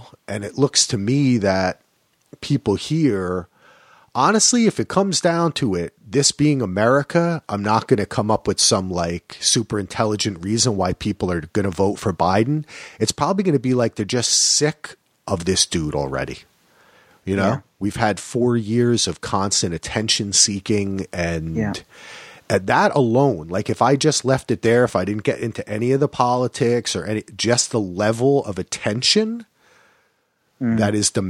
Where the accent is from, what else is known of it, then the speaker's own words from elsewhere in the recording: New Jersey, United States; Hey, no surprise for me, man. I grew up in New Jersey.